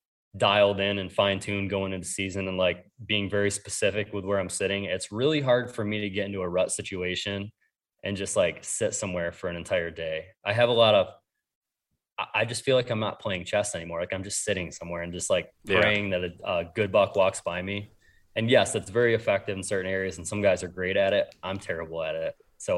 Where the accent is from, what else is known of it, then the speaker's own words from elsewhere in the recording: New York, United States; so I grew up in New York and then I hunted Ohio